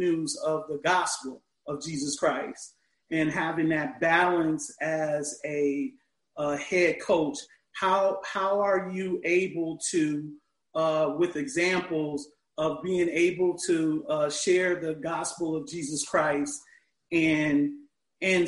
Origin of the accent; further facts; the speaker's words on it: Chicago, Illinois, United States; now in Orlando, United States; I'm from originally from Chicago